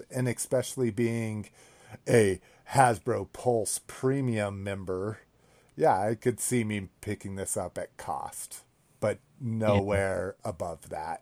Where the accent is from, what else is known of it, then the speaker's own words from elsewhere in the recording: New Mexico, United States; I grew up in New Mexico.